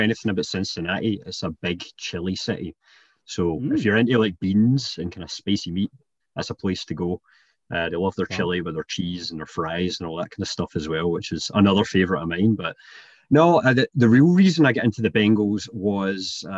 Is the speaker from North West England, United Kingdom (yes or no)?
no; Scotland, United Kingdom; now in Canada; born in Canada and then moved to Scotland when I was pretty young, hence the accent.